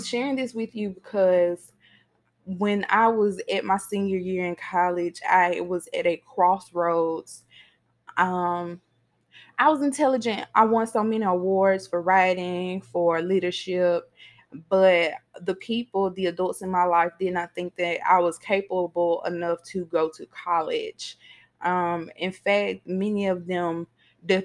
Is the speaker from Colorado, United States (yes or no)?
no; Mississippi, United States; I live in Mississippi. I was born and raised in Mississippi.